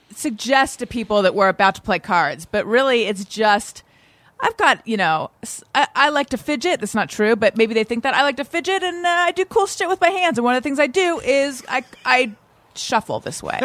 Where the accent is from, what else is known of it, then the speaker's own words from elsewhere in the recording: Orange County, California, United States; also born or lived in Oakland, California; growing up in Orange County, California, which is where I grew up